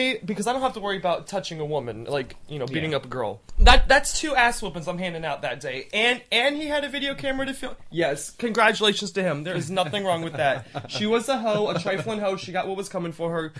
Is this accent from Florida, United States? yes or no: yes; Fort Myers, Florida, United States; moved away as an adult; also born or lived in Orlando, Florida; now in China; I was actually born in Southwest Florida. I tell everybody I'm from Miami, but I'm not, because everybody knows Miami. That's the closest, biggest city to where I'm from. But I was actually born in Fort Myers, Florida